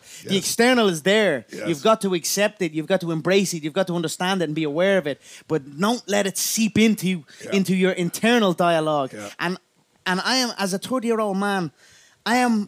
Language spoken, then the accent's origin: English; Ireland; I am an Irish animal, a proper Irish animal